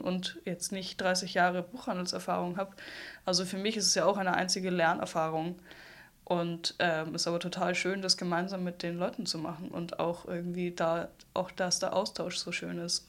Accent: Salzburg, Austria; also born or lived in Hamburg, Germany; als Salzburgerin

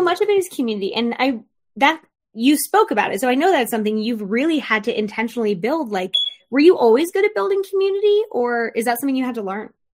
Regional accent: Florida, United States; I grew up in Florida with a lot of my dad's family

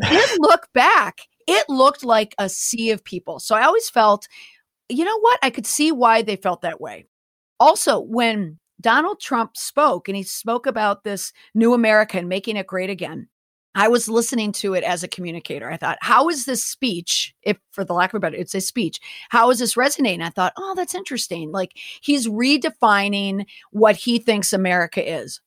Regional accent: Minneapolis–Saint Paul, Minnesota, United States; also born or lived in Washington, D.C.; I am from Minnesota. I'm from the Twin Cities.

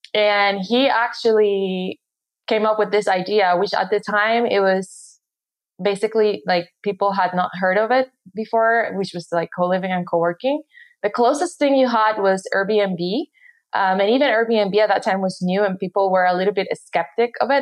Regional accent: Puerto Rico; moved away as an adult; I'm from Puerto Rico. I grew up there. I went to high school there

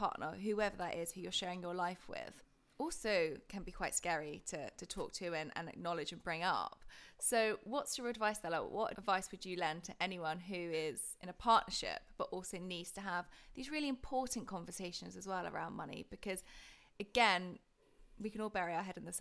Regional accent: United Kingdom; being British

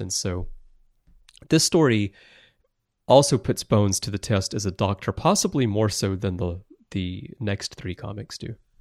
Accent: Alabama, United States; moved away as an adult; now in Tokyo, Japan; I'm originally from Alabama and I wandered very far astray here to Tokyo

